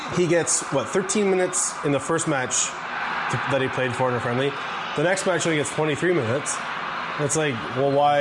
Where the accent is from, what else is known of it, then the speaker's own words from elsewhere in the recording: Canada; born and raised in Canada, I can't even qualify for a UK passport because of my lineage